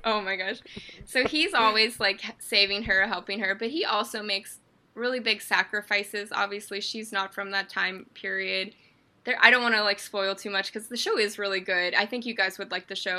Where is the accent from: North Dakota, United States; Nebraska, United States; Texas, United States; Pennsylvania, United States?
Pennsylvania, United States; Pittsburgh; I am from Pittsburgh, Pennsylvania